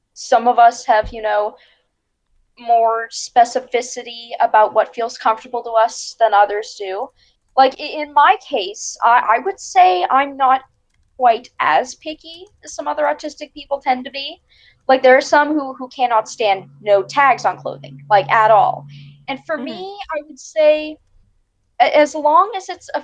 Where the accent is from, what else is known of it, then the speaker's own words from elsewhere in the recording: Pittsburgh, Pennsylvania, United States; I am from Pittsburgh, Pennsylvania